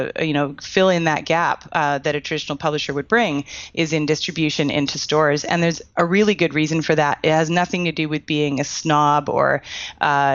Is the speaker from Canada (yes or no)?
yes; Canada; I'm Canadian.